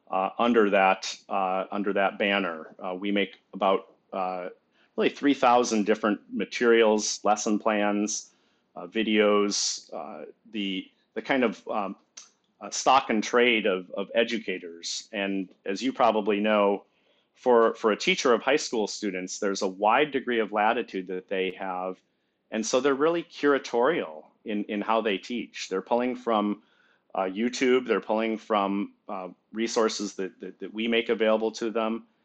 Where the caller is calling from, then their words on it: Virginia, United States; Northern Virginia, the Bill of Rights Institute has our offices here. It's also where I reside. It's uh, just across the Potomac River from Washington, D.C.